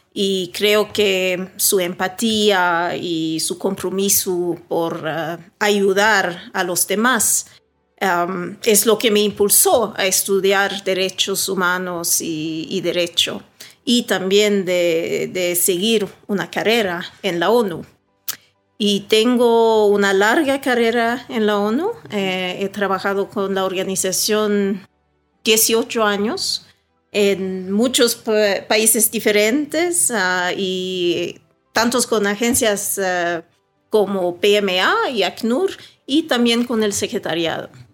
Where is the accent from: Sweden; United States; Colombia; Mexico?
Sweden; moved away as an adult; also born or lived in Caracas, Venezuela; now in Ecuador; yo crecí en Suecia